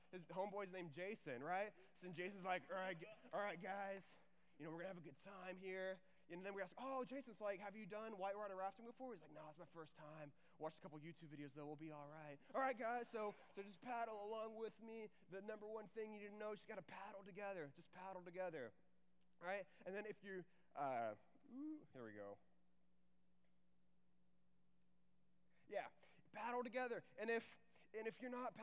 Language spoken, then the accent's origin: English; Houston, Texas, United States; also born or lived in Waco, Texas / Dallas, Texas; I'm from Texas, so my parents grew up in Texas, and then I grew up in the Houston area